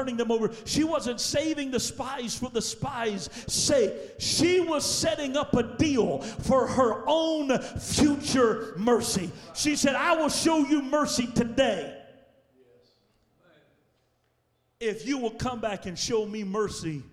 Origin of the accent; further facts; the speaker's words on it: Louisiana, United States; I was born and raised in Louisiana, so you know how us Southerners are